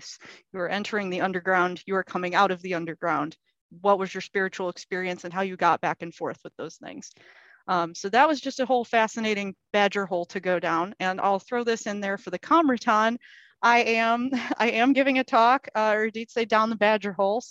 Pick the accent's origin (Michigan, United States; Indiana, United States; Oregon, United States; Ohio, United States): Michigan, United States; Lake; I grew up on Lake Michigan and the Grand River is right in my hometown